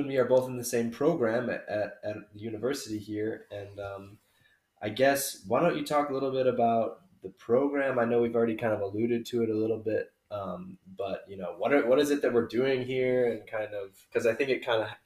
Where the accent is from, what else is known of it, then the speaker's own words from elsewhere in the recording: United States; moved away; as an American